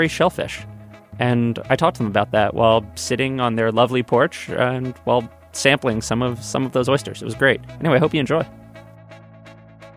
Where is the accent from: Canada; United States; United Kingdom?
United States; New York City, New York; I grew up in New York, and I had a kindergarten interview.